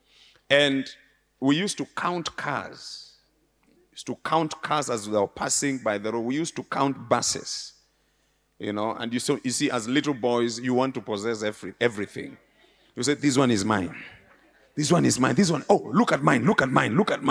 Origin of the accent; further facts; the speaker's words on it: Nairobi, Kenya; I was born and bred in Nairobi in an area called Muthurwa.